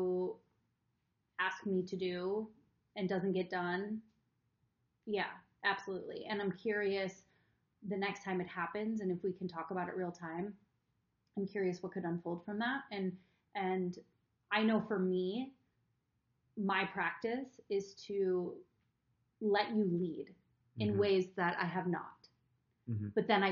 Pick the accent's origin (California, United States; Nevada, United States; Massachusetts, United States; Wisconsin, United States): Wisconsin, United States; I'm from Wisconsin. Cheese curds are a big thing